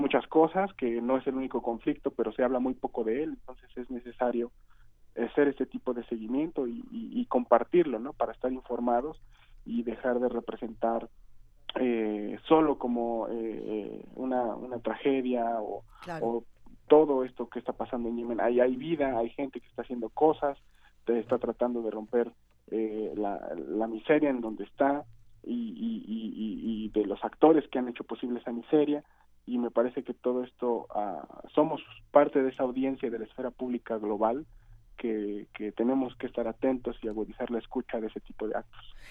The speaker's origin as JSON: {"language": "Spanish", "country": "Mexico", "said": "como mexicano"}